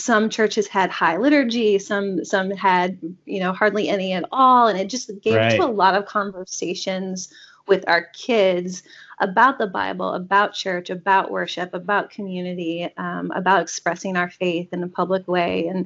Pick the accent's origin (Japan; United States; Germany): United States; North Carolina; now in Maine, United States; I grew up in North Carolina.